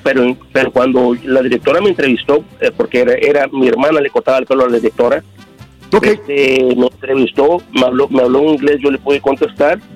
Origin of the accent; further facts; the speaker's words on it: Córdoba, Veracruz, Mexico; also born or lived in Minnesota; now in California, United States; yo soy de Córdoba, Veracruz, yo vivo aquí en la ciudad de Brownson, este, California, entonces este, me regresé para, para, mi ciudad natal, Córdoba, Veracruz